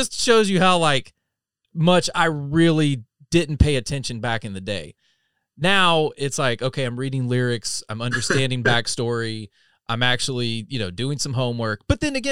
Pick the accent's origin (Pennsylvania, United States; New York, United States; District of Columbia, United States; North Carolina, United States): North Carolina, United States; I'm from North Carolina, you know, dead center